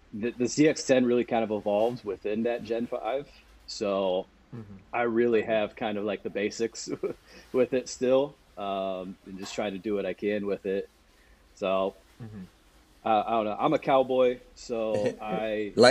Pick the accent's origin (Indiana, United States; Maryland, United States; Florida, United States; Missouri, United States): Indiana, United States; Monroeville; moved away as an adult; now in Cleveland, United States; growing up in my hometown of Monroeville